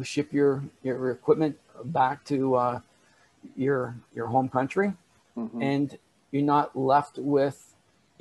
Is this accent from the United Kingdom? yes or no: no; Canada; I'm Canadian. I live here in Canada